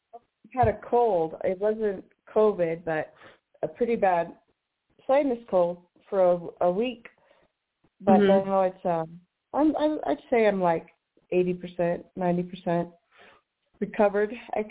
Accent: Washington, United States; moved away; also born or lived in San Francisco; I was from Washington.

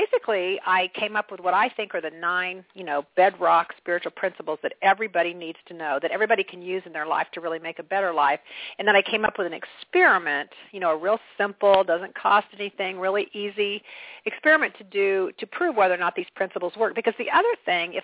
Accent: Kansas, United States; I'm a person from Kansas

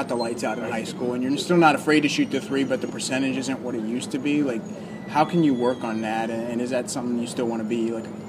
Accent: Virginia, United States; I grew up in Virginia

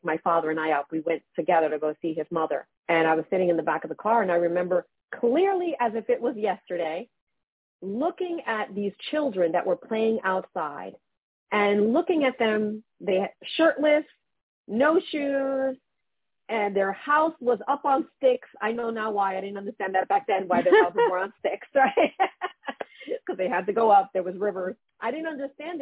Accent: New York City, New York, United States; now in New Jersey, United States; I'm born and raised in Brooklyn

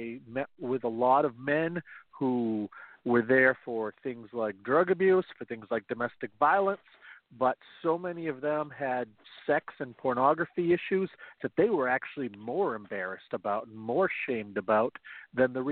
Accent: Central Maine, United States; I am from Central Maine. I was born here, pretty much lived here my entire life

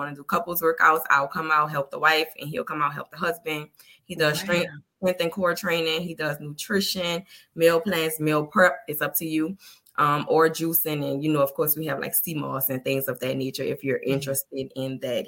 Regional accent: New Orleans, Louisiana, United States; I'm from New Orleans

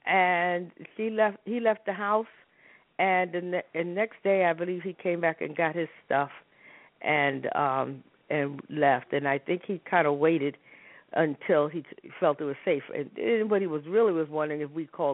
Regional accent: New York City, New York, United States; moved away; also born or lived in Harlem; I grew up in New York. Matter of fact, I tell people I was born in Harlem and raised in the South Bronx

